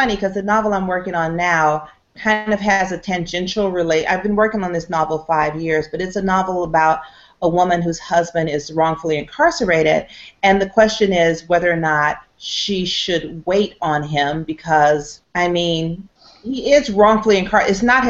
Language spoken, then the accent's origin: English; Atlanta, Georgia, United States; I was from Atlanta, so I didn't want to go to school in Atlanta.